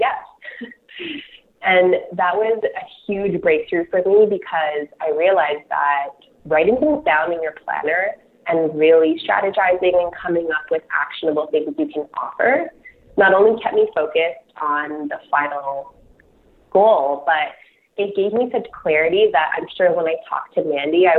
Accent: Toronto, Ontario, Canada; I'm from Toronto, so I don't have any Calgary connections

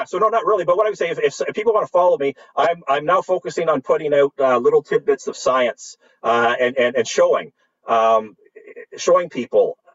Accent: Canada; As a Canadian scientist

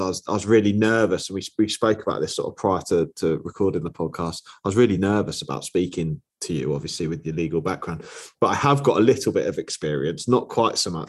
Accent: Over, East of England, United Kingdom; now in Peterborough, United Kingdom; I grew up in a little village called Over, which is just outside St Ives, but on the way to Cambridge.

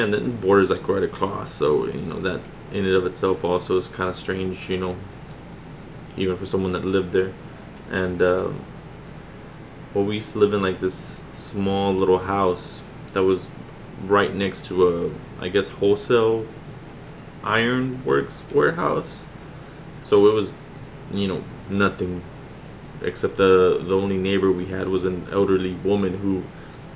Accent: Laredo, Texas, United States; now in San Antonio, United States; I'm not from San Antonio, Texas, so I was born and raised in Laredo, Texas, which is a border town

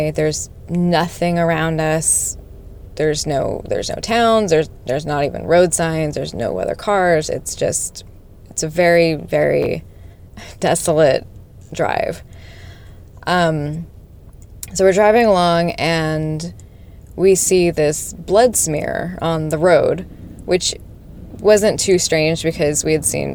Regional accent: Las Vegas, Nevada, United States; I'm from Las Vegas

